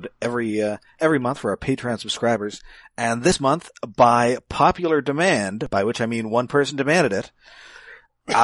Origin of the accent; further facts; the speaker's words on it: Canada; I'm Canadian